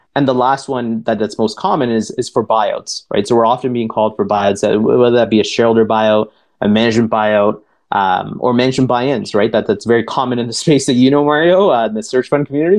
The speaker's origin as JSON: {"language": "English", "town": "Toronto", "region": "Ontario", "country": "Canada", "tie": "born or raised there", "said": "I was born and raised here in Toronto, but uh, and while it is still home for me today"}